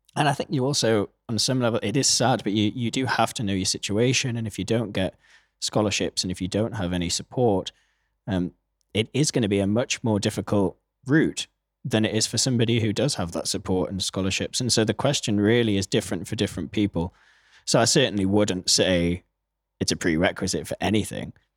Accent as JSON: {"language": "English", "town": "Newcastle upon Tyne", "region": "North East England", "country": "United Kingdom", "also_born_or_lived": "New York", "moved": "yes", "said": "I'm from Newcastle, actually, in the northeast of England"}